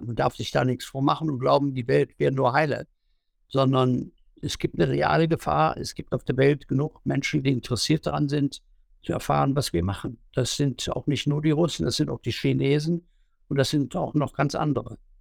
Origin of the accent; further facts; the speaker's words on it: Leichlingen, North Rhine-Westphalia, Germany; in meiner Heimatstadt in Leichtingen